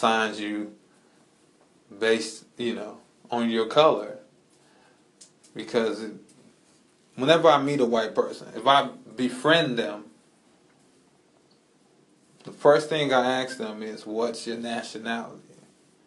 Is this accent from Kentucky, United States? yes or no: no; Chicago, Illinois, United States; I'm from Chicago. As far as back as my lineage goes. So I can say my ethnicity is Chicago.